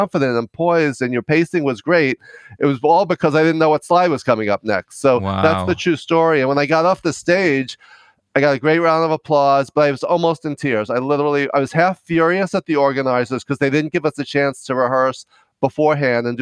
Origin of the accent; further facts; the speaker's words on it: New York, United States; also born or lived in Los Angeles; I'm from New York. You may be able to tell from my accent